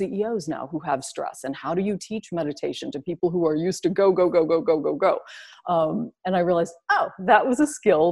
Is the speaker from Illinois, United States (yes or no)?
yes; Southern Illinois, United States; I grew up in Southern Illinois, which is about 6 hours south of Chicago